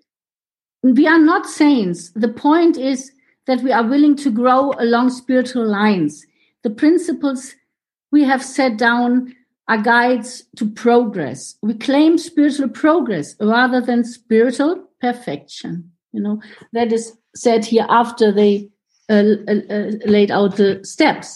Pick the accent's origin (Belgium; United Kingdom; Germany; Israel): Germany; first language German; English is a second language; from Germany. My home group is Munich these days